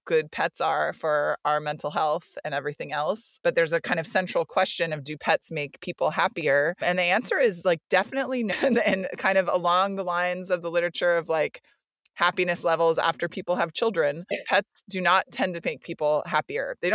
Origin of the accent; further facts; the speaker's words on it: United States; I grew up in the United States